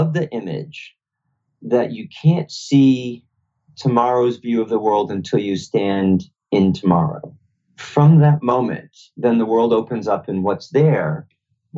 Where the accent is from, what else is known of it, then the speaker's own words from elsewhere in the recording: Boston, Massachusetts, United States; I grew up around Boston